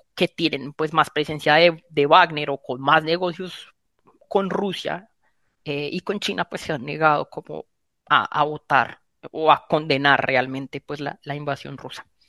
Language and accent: Spanish; Colombia; como colombianos